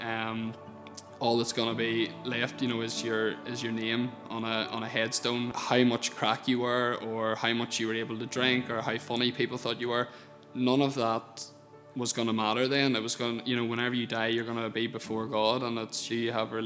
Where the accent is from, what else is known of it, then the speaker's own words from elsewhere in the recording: Portadown, Northern Ireland, United Kingdom; I grew up in the Birches outside Portadown